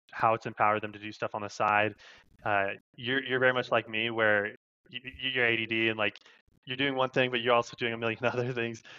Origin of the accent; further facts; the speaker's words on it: Idaho, United States; moved away as an adult; now in Utah, United States; I'm, I'm from Idaho